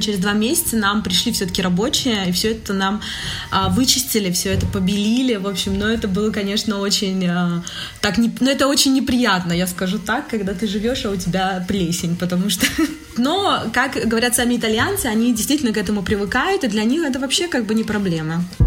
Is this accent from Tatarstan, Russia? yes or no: no; Nizhny Novgorod, Nizhny Novgorod Oblast, Russia; moved away as an adult; also born or lived in Calabria, Italy; now in Italy